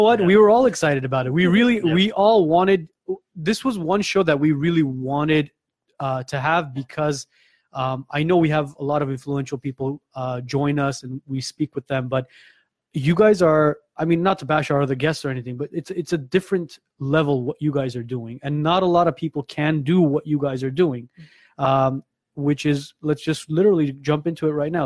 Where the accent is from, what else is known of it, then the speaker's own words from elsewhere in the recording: Gyumri, Shirak, Armenia; my hometown of Gyumri, mm-hmm. Armenia